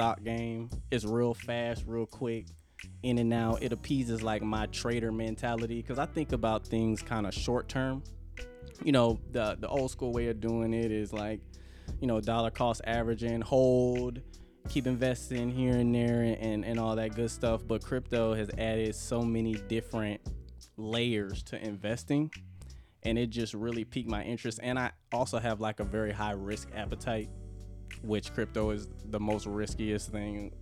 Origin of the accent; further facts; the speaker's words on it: Jacksonville, Florida, United States; also born or lived in Miami, Florida / Columbia, South Carolina; I'm a homeboy. I'm from Jacksonville, Florida. I went to Lee High School.